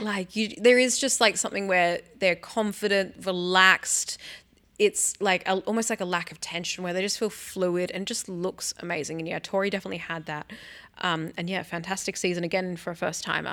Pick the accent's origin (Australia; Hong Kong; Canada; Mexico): Australia; Sydney, New South Wales; my hometown, Sydney, New South Wales